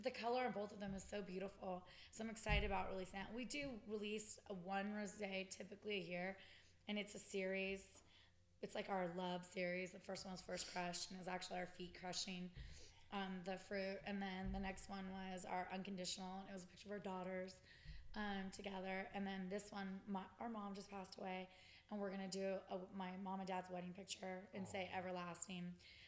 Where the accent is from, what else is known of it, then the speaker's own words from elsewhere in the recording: California, United States; I trash talk California all the time just because we're from California